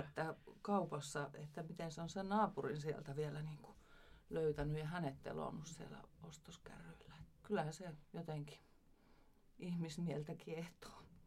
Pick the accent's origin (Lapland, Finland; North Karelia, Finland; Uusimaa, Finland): Lapland, Finland; Ivalo; minä olen syntynyt Ivalossa